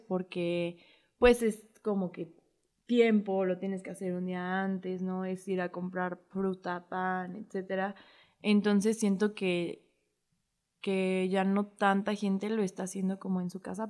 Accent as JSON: {"language": "Spanish", "country": "Mexico", "said": "lo que nos define como, como mexicanos"}